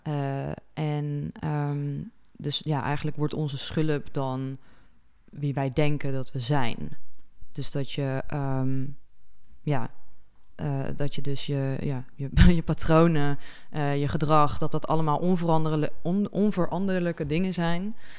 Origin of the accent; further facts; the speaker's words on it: Netherlands; als Nederlanders